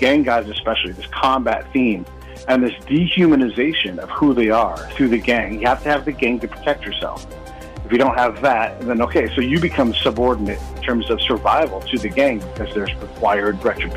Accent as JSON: {"language": "English", "country": "United States", "said": "as an American"}